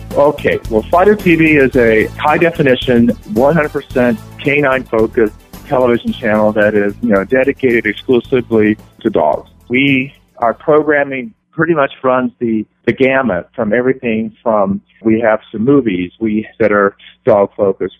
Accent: West Virginia, United States; growing up in West Virginia

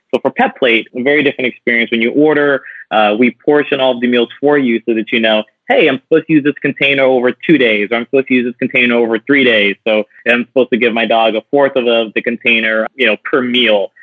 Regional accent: New Orleans, Louisiana, United States; moved away; loved growing up in New Orleans

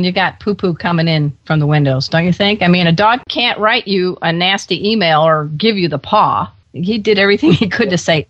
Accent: Crown Point, Indiana, United States; I realized that you and I are a couple of Midwesterners. I'm from Crown Point, Indiana

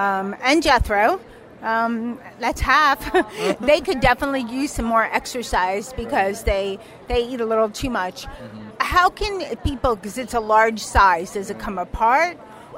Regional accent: United States; accent: flat

